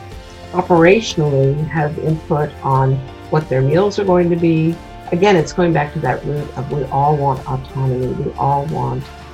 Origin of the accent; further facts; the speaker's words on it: Washington, District of Columbia, United States; moved away; also born or lived in Maryland / Berkeley; I grew up in Washington, D.C.